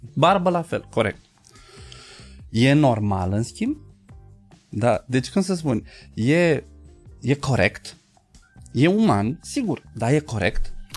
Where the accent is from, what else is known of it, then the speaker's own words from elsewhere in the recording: Bucharest, Romania; noi bucureștenii